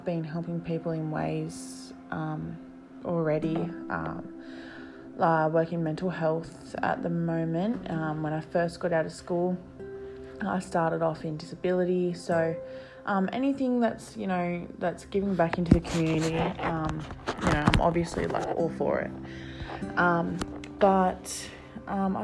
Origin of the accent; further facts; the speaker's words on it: New South Wales, Australia; I'm 22 years young and I'm from New South Wales, Australia.